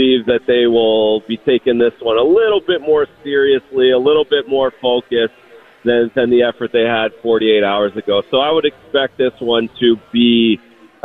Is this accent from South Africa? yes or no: no; Canada